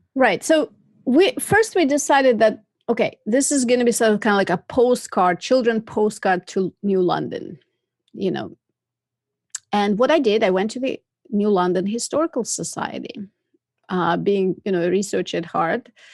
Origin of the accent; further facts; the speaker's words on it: Moscow, Russia; moved away as an adult; also born or lived in Massachusetts, United States; I was born in Moscow and I came to America in nineteen ninety-six